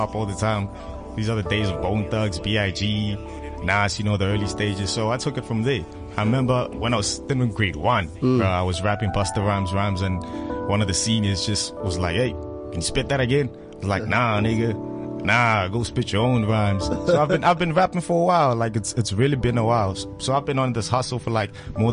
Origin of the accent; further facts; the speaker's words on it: Pretoria, Gauteng, South Africa; I'm from Soshanguve, by the way, Pretoria